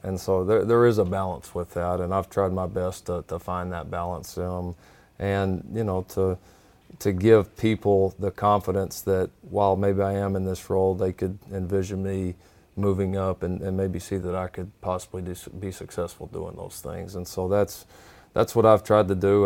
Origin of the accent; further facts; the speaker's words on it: Texas, United States; I grew up, growing up in a program that in the state of Texas